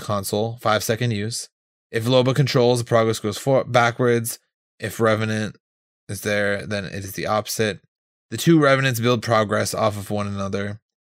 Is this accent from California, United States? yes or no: no; Hawaii, United States; I'm from Hawaii